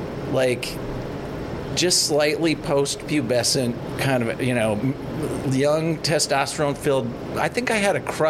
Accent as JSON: {"language": "English", "town": "Madison", "region": "Wisconsin", "country": "United States", "tie": "born or raised there", "also_born_or_lived": "Elk River, Minnesota", "said": "I grew up in Madison. My folks split time between Madison and Elk River, actually."}